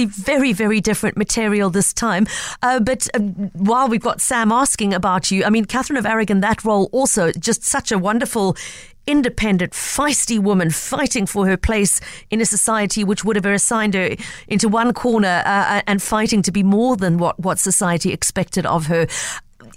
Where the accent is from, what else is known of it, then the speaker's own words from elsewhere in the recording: South Africa; as a South African